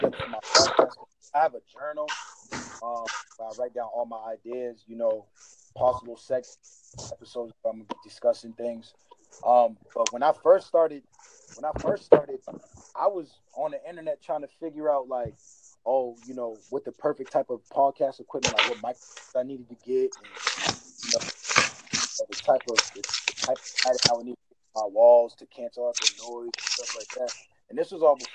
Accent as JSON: {"language": "English", "region": "Alabama", "country": "United States", "moved": "yes", "lives_now": "Boston, United States", "said": "I'm from Alabama"}